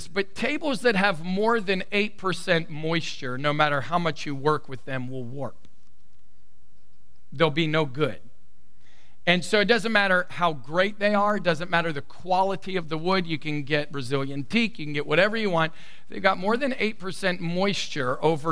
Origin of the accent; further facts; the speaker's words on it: the South, United States; I come from the South, born, raised in the South, and I have a Southern belle mama